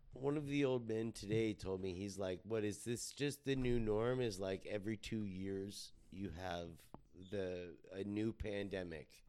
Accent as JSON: {"language": "English", "town": "Fontana", "region": "California", "country": "United States", "tie": "born or raised there", "also_born_or_lived": "Riverside, California", "said": "I was born in Riverside, grown up in Fontana"}